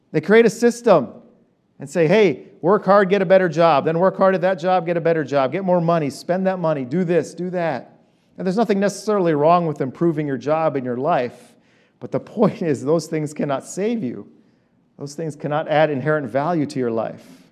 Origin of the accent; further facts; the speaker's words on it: Iran; moved away; I'm an Armenian from Iran